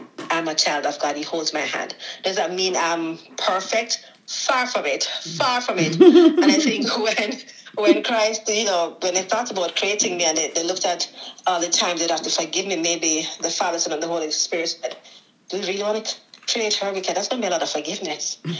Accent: Jamaica; moved away as an adult; now in United States; I'm Jamaican. I was born in Jamaica

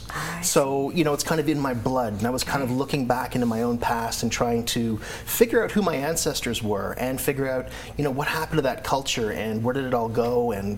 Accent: Canada; moved away as an adult; also born or lived in Washington, D.C.; And so I was in D.C., you know, a long way from Canada.

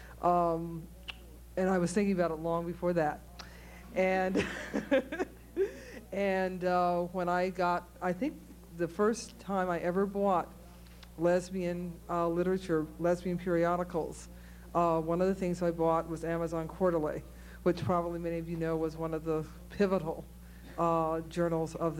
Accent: Cleveland, Ohio, United States; moved away; I grew up in Cleveland, Ohio, which I wanted to get out of desperately

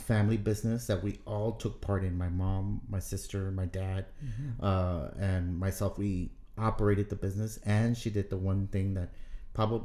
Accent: South Texas, United States; Growing up in South Texas, my mom, she decided to open a little store

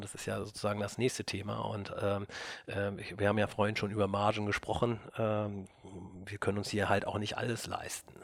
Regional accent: Burgdorf, Lower Saxony, Germany; also wir kommen aus Burgdorf, Christian und ich. da sind wir aufgewachsen

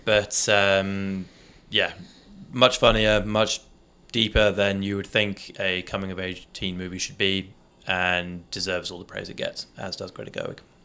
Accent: United Kingdom; coming from the U K where, you know, there's, there's large Muslim populations and, uh, and Indian populations in, in my hometown

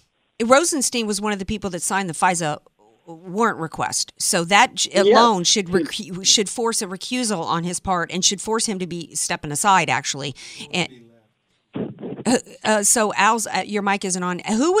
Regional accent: New Orleans, Louisiana, United States; born or raised there; moved away

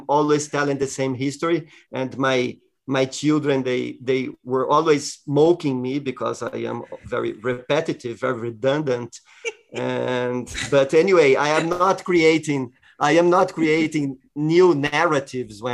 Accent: Jundiaí, São Paulo, Brazil; I joined a children orchestra in the music school in my hometown, Jundiaí, close to São Paulo

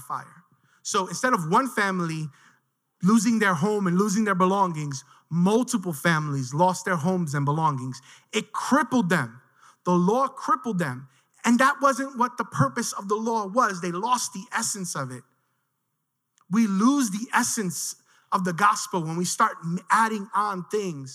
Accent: New York City, New York, United States; I grew up in Williamsburg

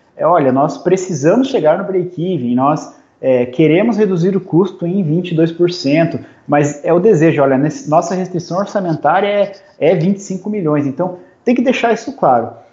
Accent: Curitiba, Paraná, Brazil; now in Joinville, Brazil; eu sou curitibano, moro aqui em Joinville, Santa Catarina

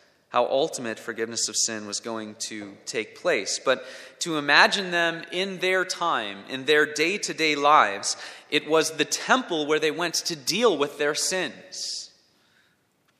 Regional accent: Minnesota, United States; moved away; When I was in elementary school, I grew up in Minnesota

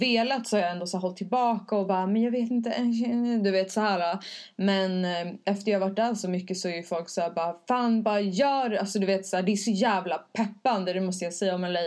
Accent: Stockholm, Stockholm County, Sweden; jag kommer från Stockholm

